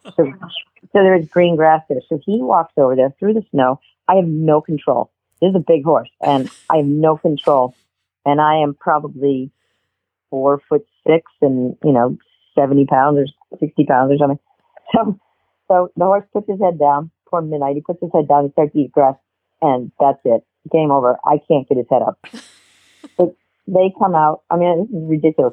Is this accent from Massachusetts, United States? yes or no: yes; Massachusetts, United States; I'm a New Englander. I grew up in Massachusetts.